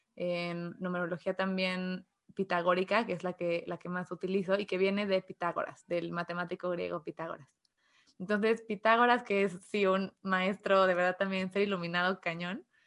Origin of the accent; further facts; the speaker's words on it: Mexico; soy de México